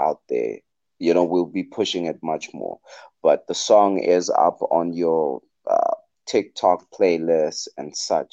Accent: Klerksdorp, North West, South Africa; And I am from Northwest, that is in Klerksdorp

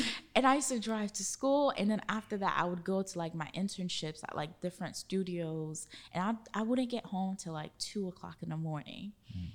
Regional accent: Haiti; now in Orlando, United States; growing up in Haiti and going to my grandmother's house

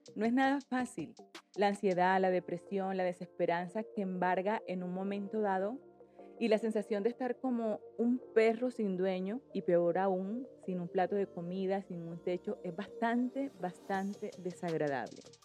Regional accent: Colombia; moved away as an adult; now in Spain; Yo soy colombiana, mm, vivo en España hace 17 años casi

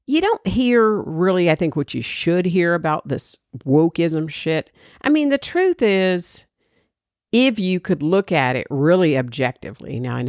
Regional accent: Georgia, United States; Now, this story, everybody knows I'm from Georgia. I'm a Bulldog fan. I put three girls through UGA.

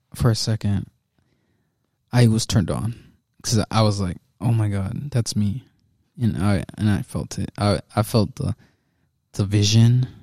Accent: United States

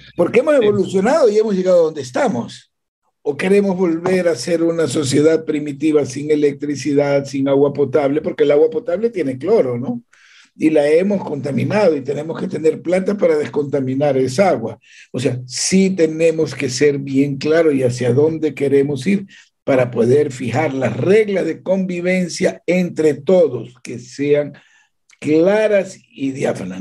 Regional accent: Ecuador; Yo como ecuatoriano

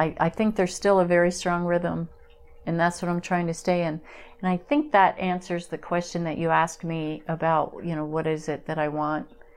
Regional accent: Pennsylvania, United States; moved away; growing up in Pennsylvania

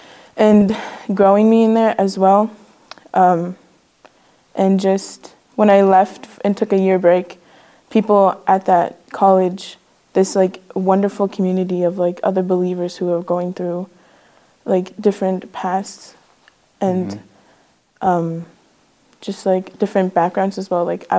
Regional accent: Nelson House, Manitoba, Canada; I was born and raised in the Shatwaiyasi Cree Nation, which is a small community in Nelson House up north of Manitoba.

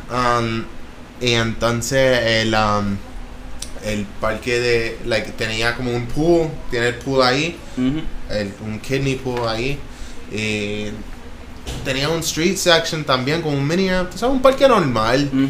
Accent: Tabaja, Puerto Rico; now in Arecibo, Puerto Rico; yo soy de Tabaja. Ahora mismo estoy viviendo en Arcibo pero, pero soy de Tabaja y mi familia y todo el mundo, mis raíces son de Tabaja.

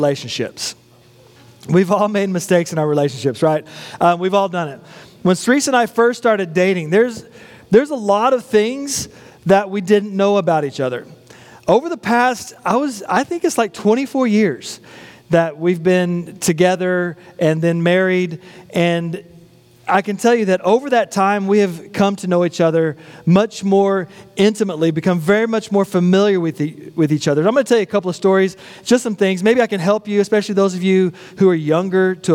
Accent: West Texas, United States; a boy growing up in West Texas

